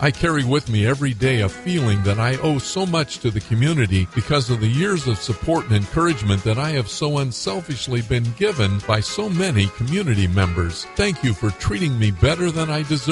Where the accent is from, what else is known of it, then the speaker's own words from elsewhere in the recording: Sanger, California, United States; also born or lived in Fresno County, California; I've lived in the Fresno area all but 2.5 years of life. I was born in Sanger, as was my dad